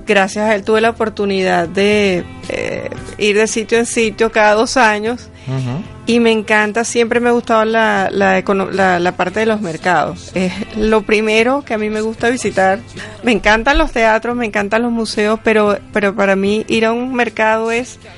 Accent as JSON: {"language": "Spanish", "country": "Venezuela", "moved": "as an adult", "lives_now": "Madrid, Spain", "said": "soy venezolana de raíces italianas"}